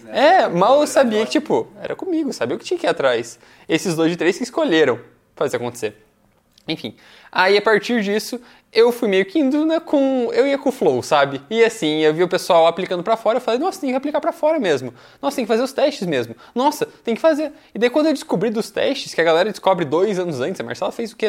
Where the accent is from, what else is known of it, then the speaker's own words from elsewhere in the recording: Curitiba, Paraná, Brazil; also born or lived in Foz do Iguaçu, Brazil / United States; eu nasci em Foz do Iguaçu, na fronteira com o Paraguai, aí eu vim para cá, para Curitiba, aos 5 anos de idade